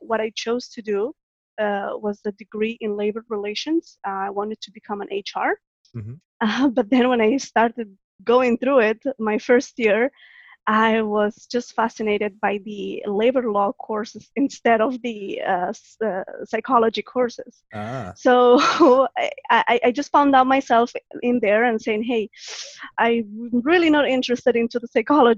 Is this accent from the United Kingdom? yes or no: no; Catalonia, Spain; English is a second language; moved away as an adult; also born or lived in Morocco / France; now in Canada; I was born in Morocco, and when I was 6 years old, we moved to Spain